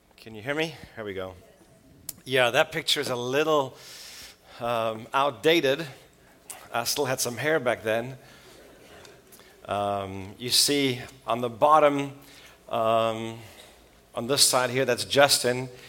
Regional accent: Switzerland; moved away; also born or lived in South Africa; I grew up in Switzerland with a South African mom and a Swiss dad.

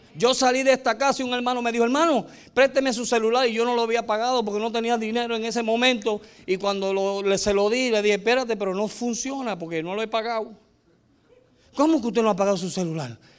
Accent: United States; moved away; also born or lived in El Salvador; nosotros, como éramos gringos

